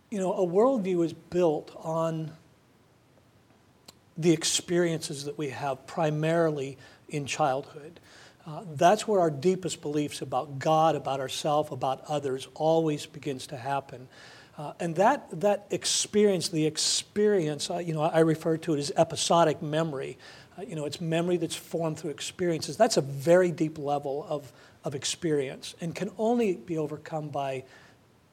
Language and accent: English; United States; as an American